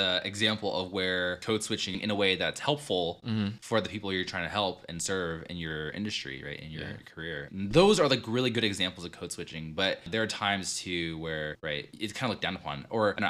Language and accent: English; Orange County, California, United States; first language Vietnamese; English is a second language; we grew up in Orange County